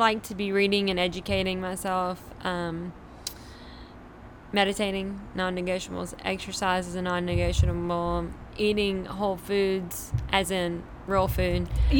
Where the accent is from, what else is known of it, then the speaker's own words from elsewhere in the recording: Grant Parish, Louisiana, United States; now in Shreveport, United States; I am originally from Grant Parish, Louisiana, and raised there and moved to Shreveport about 12 years ago